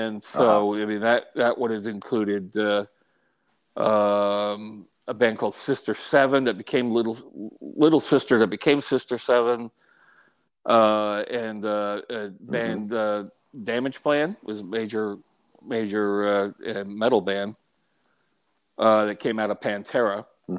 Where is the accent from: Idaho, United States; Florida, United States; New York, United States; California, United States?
New York, United States; moved away; also born or lived in Austin, Texas; I'm a New Yorker, so I use hand language too